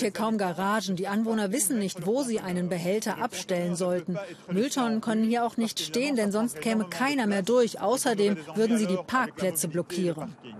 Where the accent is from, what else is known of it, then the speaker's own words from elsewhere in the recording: Germany; now in Brussels, Belgium; Als Deutsche